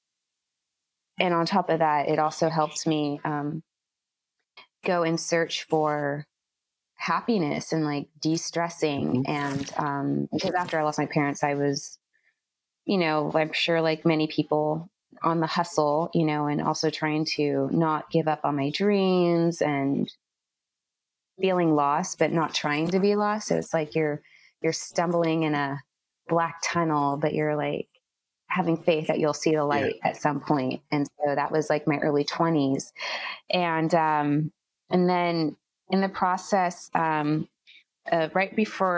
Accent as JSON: {"language": "English", "area": "Bay Area", "region": "California", "country": "United States", "tie": "born or raised there", "said": "I grew up and I was raised in the Bay Area."}